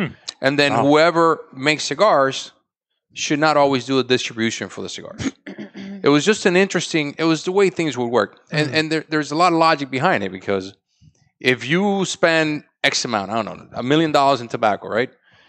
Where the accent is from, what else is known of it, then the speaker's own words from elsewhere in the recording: Tampa, Florida, United States; You know, we grew up in Tampa. We grew up in different places.